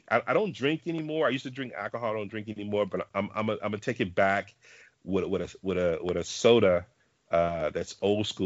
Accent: the South, United States; I'm from the South, uh

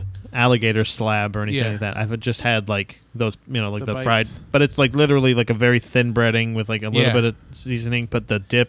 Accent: Florida, United States; Like I grew up in Florida

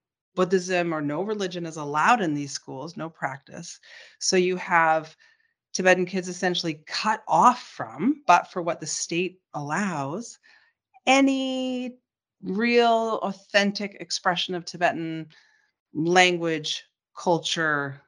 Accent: Canada; growing up in Canada, I had my father there

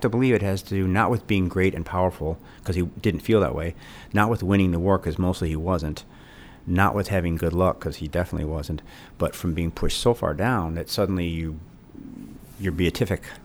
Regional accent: Illinois, United States; I grew up in Illinois

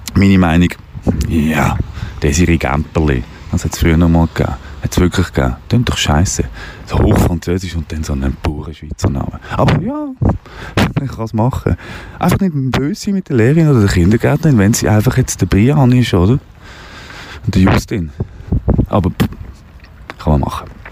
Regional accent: Switzerland; also born or lived in Wettingen; wir sind Schweizer

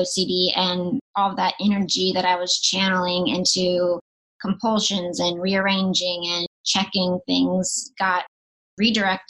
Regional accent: North Carolina, United States; now in Los Angeles, United States; I grew up in North Carolina

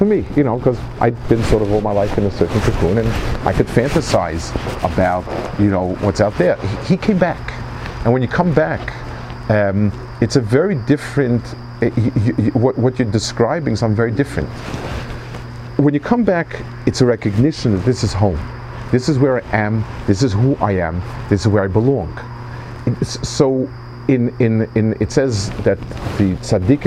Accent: New York City, New York, United States; I grew up in New York, Manhattan

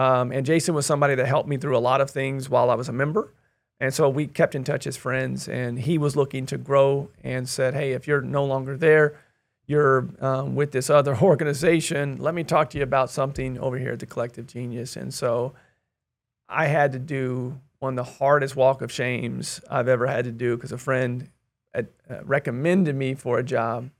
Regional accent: Kansas City, United States; moved away as an adult; also born or lived in Hawaii / Wichita, Kansas; I'm originally from the Kansas City area

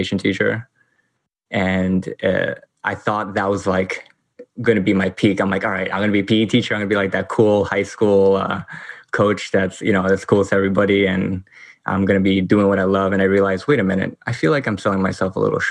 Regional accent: New York City, New York, United States; I grew up here

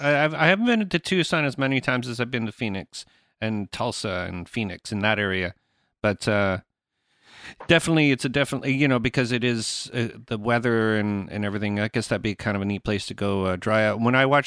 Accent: Canada; Well, I am Canadian.

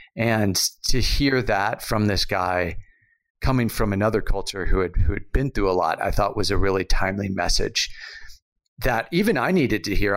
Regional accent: United States; moved away; an American who lives abroad

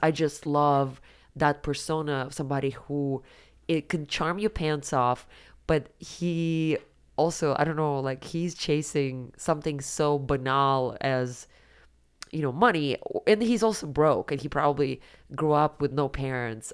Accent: Siberia, Russia; moved away; when I was growing up in Siberia

